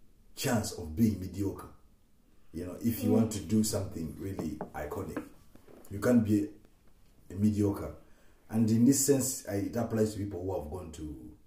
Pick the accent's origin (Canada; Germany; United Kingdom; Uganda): Uganda; moved away; I'm from Uganda